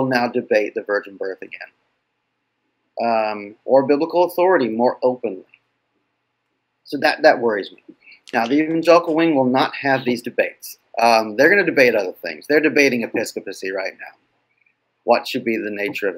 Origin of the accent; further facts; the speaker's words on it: West Coast, United States; moved away; also born or lived in Boston; I grew up on the West Coast